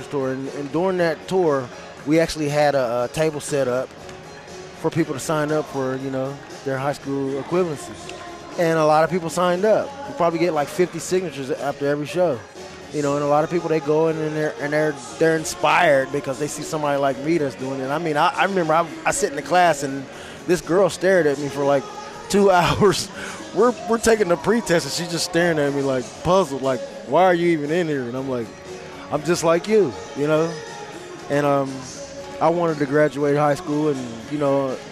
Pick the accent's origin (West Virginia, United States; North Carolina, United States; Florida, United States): West Virginia, United States; it's my home state, so, you know, I'm here to cheer on the team like everybody else in the state of West Virginia